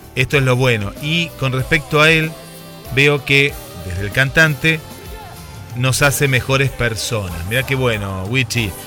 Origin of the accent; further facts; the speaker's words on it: Mar del Plata, Buenos Aires Province, Argentina; siendo yo de Mar del Plata